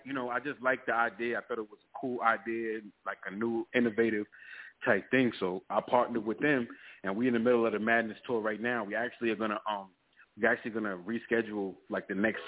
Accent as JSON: {"language": "English", "town": "Riverhead", "region": "New York", "country": "United States", "also_born_or_lived": "Long Island", "said": "I'm from Long Island. Um, I'm from Riverhead, you know, but I live all over Long Island"}